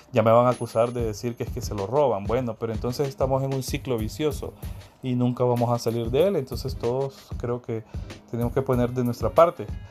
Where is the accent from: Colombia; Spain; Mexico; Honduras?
Honduras; los que estamos aquí